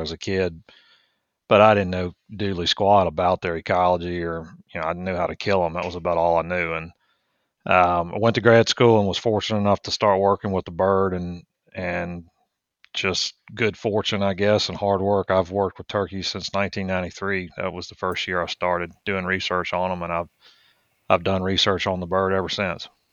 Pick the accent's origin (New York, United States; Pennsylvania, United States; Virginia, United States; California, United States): Virginia, United States; Richmond; moved away as an adult; also born or lived in Mississippi / Louisiana; now in Georgia, United States; I grew up outside of Richmond